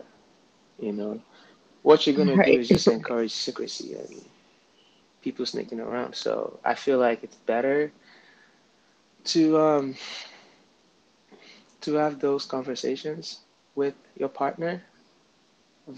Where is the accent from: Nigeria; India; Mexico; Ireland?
Nigeria; I'm from Nigeria